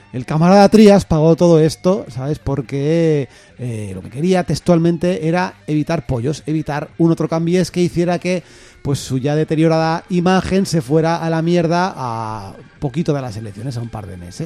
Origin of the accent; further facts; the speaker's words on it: Castile and León, Spain; soy de Castilla